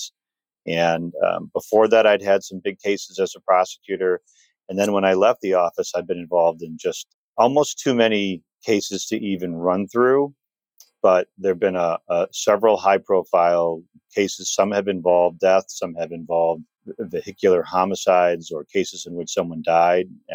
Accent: Detroit, Michigan, United States; I grew up in Detroit, ultimately moved to the suburbs

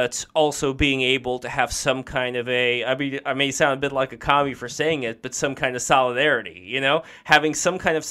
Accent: Saint Petersburg, Russia; moved away; I'm from St. Petersburg. I was born in Russia

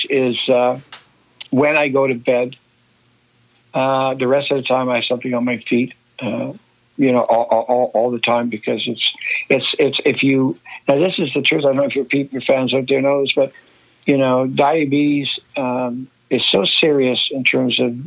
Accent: Nova Scotia, Canada; my growing up in Nova Scotia

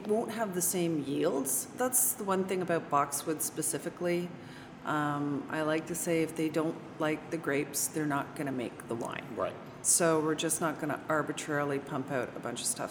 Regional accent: Toronto, Ontario, Canada; now in Virginia, United States; I'm from Toronto mm. originally

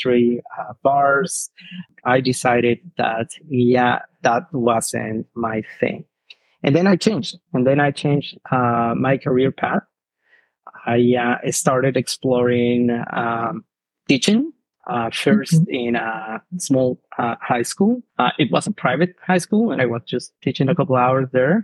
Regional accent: southern Mexico, Mexico; English is a second language; moved away as an adult; now in Canada; I'm from Mexico. I'm originally from south of Mexico. I was living in a very small town where everyone is connected

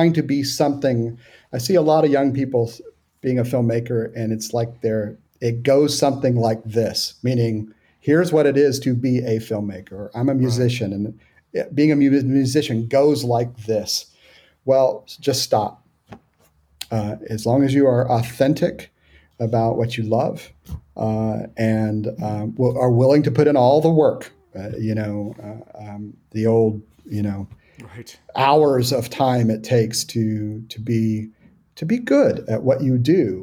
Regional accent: Houston, Texas, United States; also born or lived in Hill Country, Texas; I grew up in Houston

